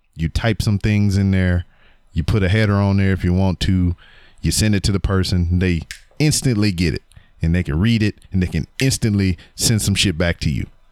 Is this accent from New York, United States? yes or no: no; Louisiana, United States; my teams are my state teams, my home state. Um, I'm from Louisiana